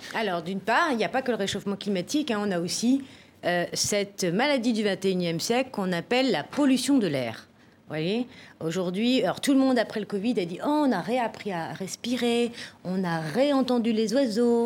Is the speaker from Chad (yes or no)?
no; France; chez nous en France